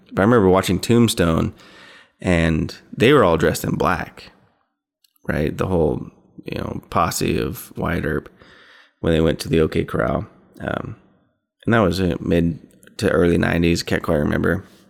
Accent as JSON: {"language": "English", "region": "Idaho", "country": "United States", "tie": "born or raised there", "said": "I'm from Idaho"}